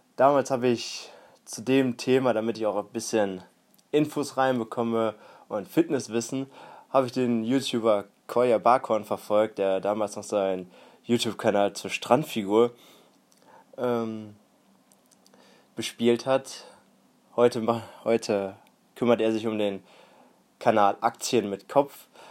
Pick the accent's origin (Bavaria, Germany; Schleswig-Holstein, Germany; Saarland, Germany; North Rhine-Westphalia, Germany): North Rhine-Westphalia, Germany; Warendorf; now in Münster, Germany; Ich bin hier sogar in der Nähe aufgewachsen, in einem etwas kleineren Dorf, etwas kleineren Stadt, und zwar in Warendorf